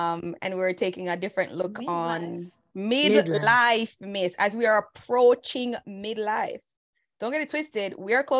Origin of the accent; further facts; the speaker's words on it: Jamaica; moved away; In Jamaica, Valentine's Day was a thing for real. Growing up, it was a whole thing